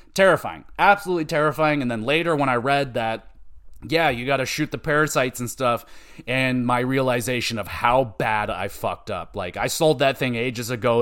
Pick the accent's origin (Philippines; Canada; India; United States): Canada; I'm Canadian